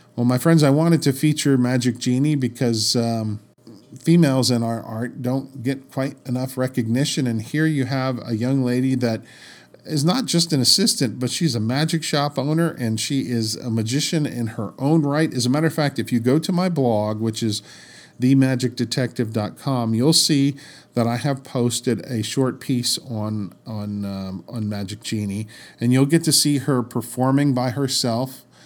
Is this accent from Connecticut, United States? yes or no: no; Washington, District of Columbia, United States; I grew up in the Washington, D C area